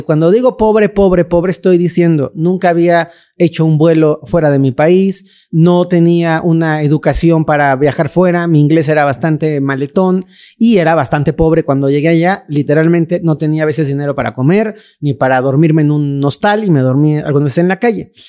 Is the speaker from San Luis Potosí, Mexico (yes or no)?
no; Mexico City, Mexico; crecí en un pueblito que se llama Santa Cruz Acatlán, un pueblo muy bonito que ya se comió la Ciudad de México